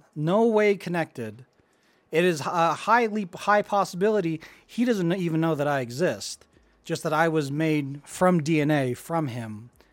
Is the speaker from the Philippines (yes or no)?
yes; Philippines; moved away; I was born in the Philippines.